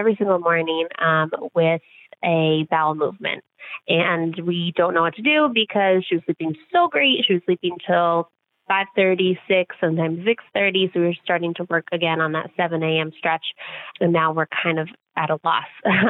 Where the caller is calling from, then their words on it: New Jersey, United States; I am from New Jersey.